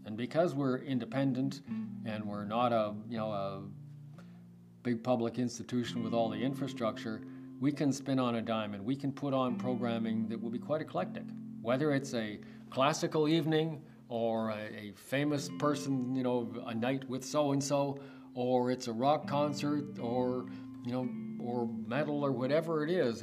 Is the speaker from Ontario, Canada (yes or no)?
yes; Toronto, Ontario, Canada; also born or lived in Hamilton; I was born and raised in Toronto.